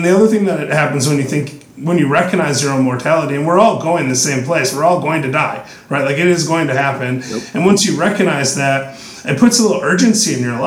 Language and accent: English; West Michigan, United States; I grew up in West Michigan, which had a lot of Protestant Dutch influence.